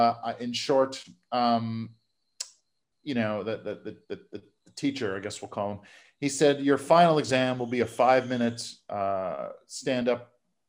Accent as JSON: {"language": "English", "town": "Montreal", "region": "Quebec", "country": "Canada", "tie": "born or raised there", "said": "here in my hometown of Montreal"}